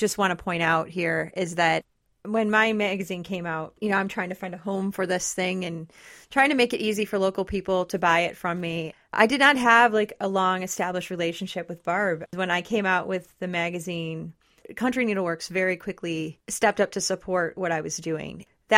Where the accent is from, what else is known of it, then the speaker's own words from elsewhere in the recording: Detroit, Michigan, United States; now in West Michigan, United States; I didn't grow up in West Michigan, and I'm from the Detroit area